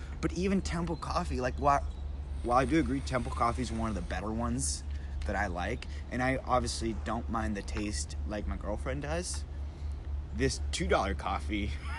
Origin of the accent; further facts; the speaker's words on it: Venezuela; Venezuela. Actually, I'll say it like this. Venezuela.